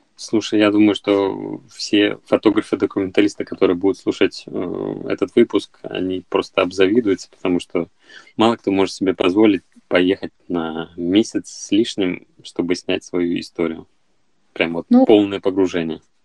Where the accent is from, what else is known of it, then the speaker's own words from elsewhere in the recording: Izhevsk, Udmurtia, Russia; я сам родом из Ижевска